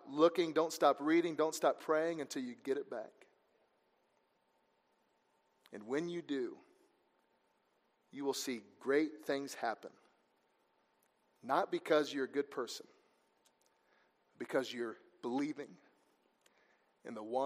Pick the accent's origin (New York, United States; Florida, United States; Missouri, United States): Missouri, United States; also born or lived in Georgia; pretty much raised in Missouri there